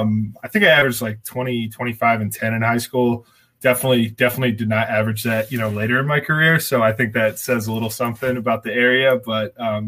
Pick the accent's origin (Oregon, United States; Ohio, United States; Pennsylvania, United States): Ohio, United States; Springboro; I am from Springboro, Ohio, like a little more rural town in between Dayton and Cincinnati.